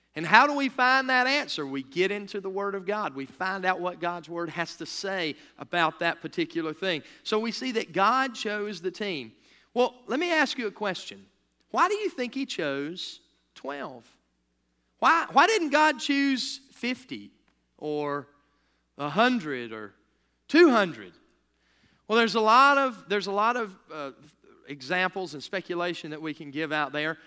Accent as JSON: {"language": "English", "country": "United States", "said": "we as American citizens"}